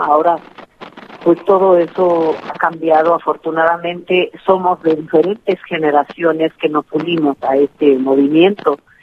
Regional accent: Oaxaca, Mexico; es un hábito bien mexicano y bien oaxaqueño de, siempre decir eh, las cosas en, en plural porque em, no, no se acostumbra a ser individualista en este sur de México de donde yo soy

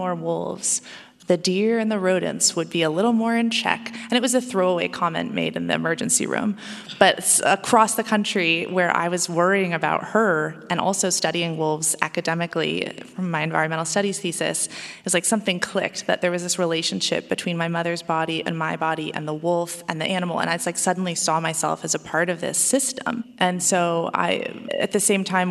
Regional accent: Oregon, United States; Oregon, my home state

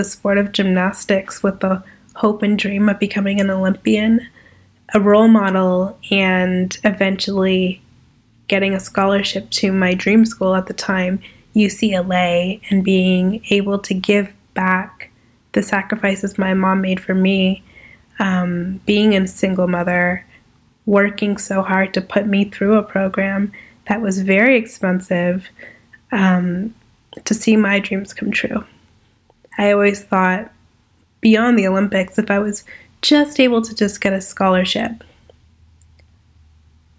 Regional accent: Toronto, Ontario, Canada; I'm an entrepreneur from Toronto, Ontario.

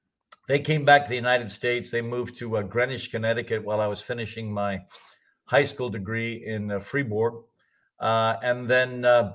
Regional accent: Mumbai, Maharashtra, India; born there; I was born in Bombay, India, to an oil businessman.

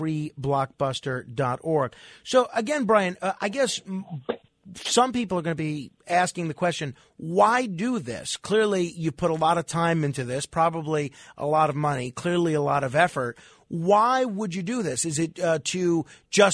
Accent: New York City, New York, United States; in New York City, in my hometown

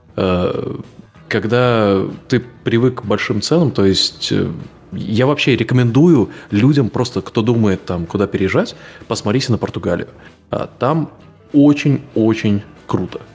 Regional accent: Latvia; also born or lived in Lithuania; я, понятно, привязан к Латвии, потому что я там вырос, но я в Литве жил тоже год

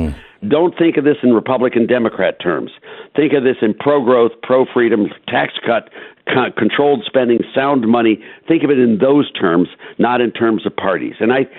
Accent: Cleveland, Ohio, United States; I come from Cleveland, Ohio.

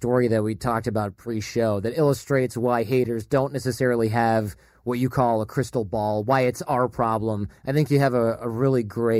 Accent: Midwest, United States; Midwest, I'm from there too.

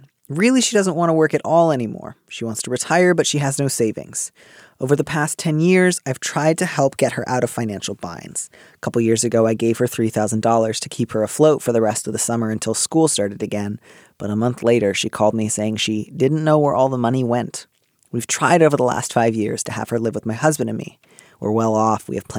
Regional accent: Midwest, United States; I grew up in the Midwest.

